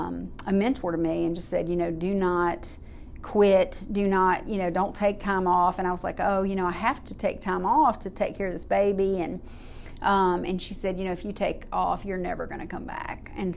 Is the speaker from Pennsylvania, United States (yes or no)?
no; Baton Rouge, Louisiana, United States; born there; I was born in Baton Rouge, Louisiana, and my mom was a single parent in the Army.